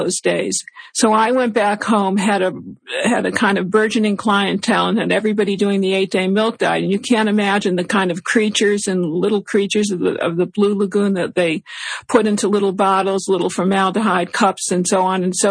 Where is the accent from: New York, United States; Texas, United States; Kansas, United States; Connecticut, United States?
Connecticut, United States; West Hartford; West Hartford, Connecticut, my hometown